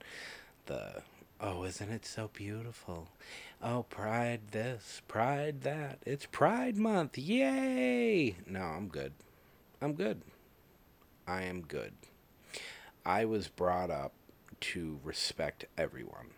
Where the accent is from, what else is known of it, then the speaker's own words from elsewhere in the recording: Massachusetts, United States; I was brought up in Massachusetts.